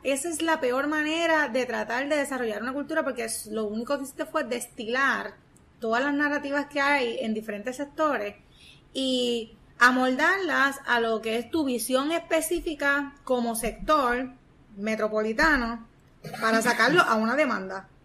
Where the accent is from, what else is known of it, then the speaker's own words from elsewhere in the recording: Puerto Rico; como seres humanos puertorriqueños que somos, caribeños